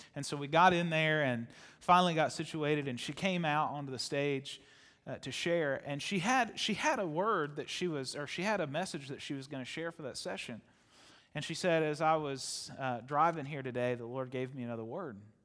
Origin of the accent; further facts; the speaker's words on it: Ohio, United States; I was born in Ohio